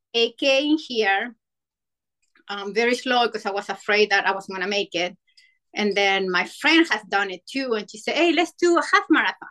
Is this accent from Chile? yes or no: yes; Chile; moved away as an adult; now in Virginia, United States; I'm from Chile, so I moved to the state